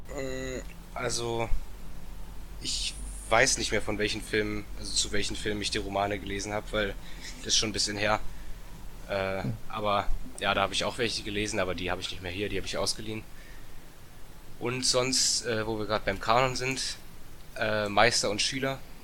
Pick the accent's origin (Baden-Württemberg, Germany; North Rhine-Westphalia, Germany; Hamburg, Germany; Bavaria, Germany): Baden-Württemberg, Germany; Bietigheim-Bissingen; Ich komme aus Bietigheim-Bissingen. Das ist in der Nähe von Stuttgart.